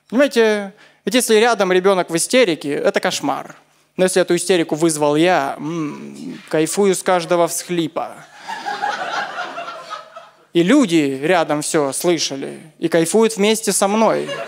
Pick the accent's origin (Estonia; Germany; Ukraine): Ukraine; Crimea; Вообще, я из Крыма приехал.